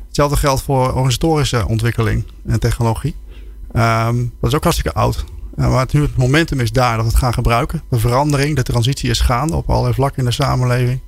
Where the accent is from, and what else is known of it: Netherlands; also born or lived in Germany